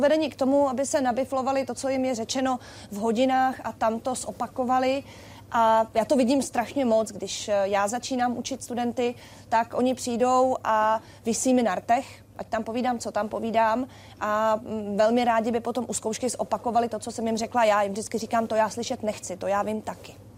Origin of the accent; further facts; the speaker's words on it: Czechia; nás jako Čechy